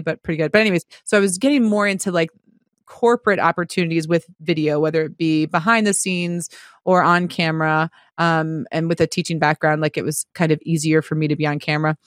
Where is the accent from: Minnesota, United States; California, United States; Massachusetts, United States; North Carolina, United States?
Massachusetts, United States; Marlborough; moved away; my hometown of Marlborough, Massachusetts